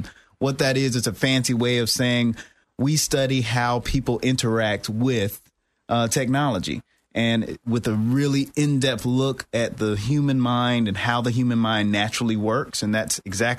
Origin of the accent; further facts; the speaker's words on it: Winnsboro, South Carolina, United States; moved away as an adult; also born or lived in Iowa; now in Orlando, United States; I am actually from South Carolina originally.